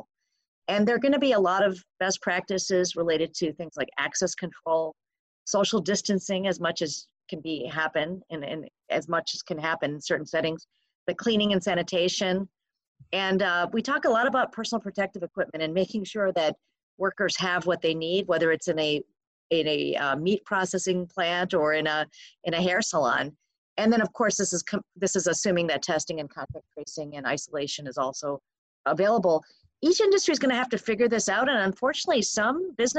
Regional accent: Michigan, United States; my home state, Michigan

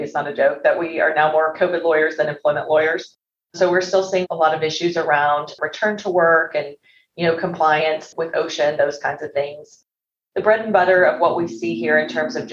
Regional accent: Arkansas, United States; moved away as an adult; I was born and raised in Arkansas and have moved all around the country, and we decided to move back here and settle back here recently.

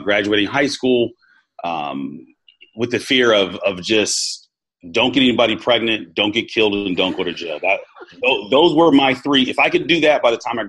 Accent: California, United States; moved away as an adult; also born or lived in Jackson, Mississippi / Texas / East Coast; growing up in California

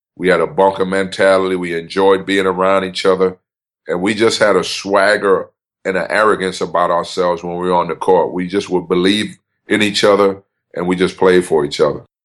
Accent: New York, United States; I grew up in New York

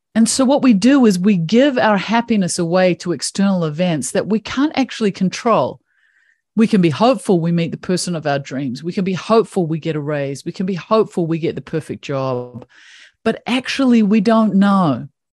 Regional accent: New Zealand; I grew up in New Zealand

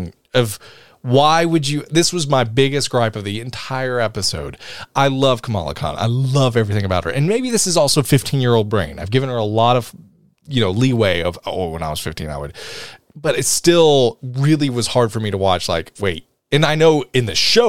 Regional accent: the South, United States; I'm from the South.

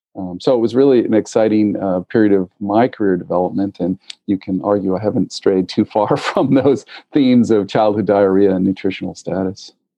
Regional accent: Massachusetts, United States; also born or lived in New England; I am your uh, traditional Massachusetts born and bred, uh, Irish American

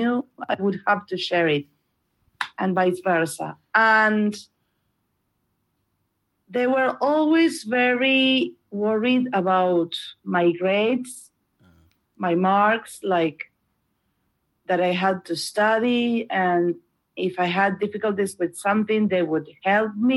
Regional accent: Montevideo, Uruguay; English is a second language; I was born and raised here in Montevideo, Uruguay, the capital city

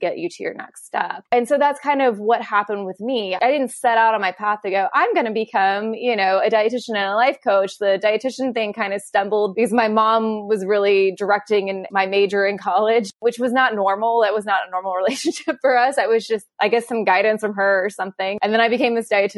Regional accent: Kentucky, United States; I'm from Kentucky with horse racings. I grew up around thoroughbred farms

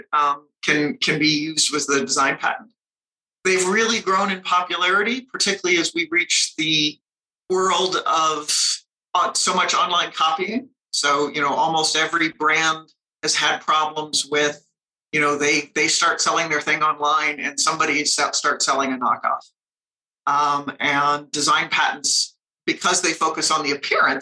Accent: Colorado, United States; I grew up here in Colorado and went to school here

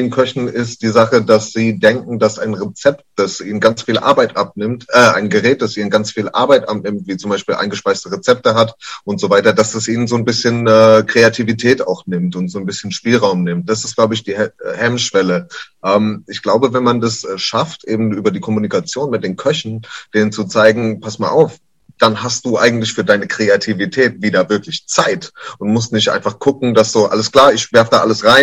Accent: United States; German is a second language; lustigerweise, ich als Amerikaner bin eigentlich gegen äh, Anglizismen.

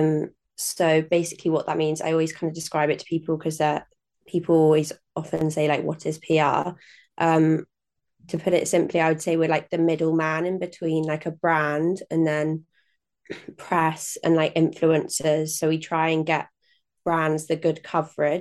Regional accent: Norwich, East of England, United Kingdom; also born or lived in Nottingham; grew up in and around Norwich

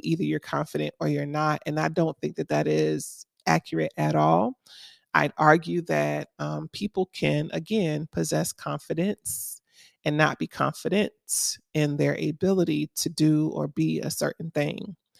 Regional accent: Miami, Florida, United States; now in Atlanta, United States; I'm from Miami, Florida originally, so we didn't have seasons. Our only season was summer.

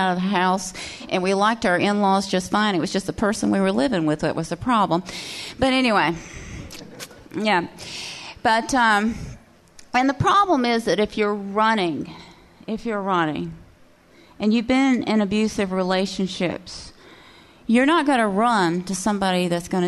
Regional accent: Cullman, Alabama, United States; I am from Cullman. And Cullman, Alabama has like one main feature

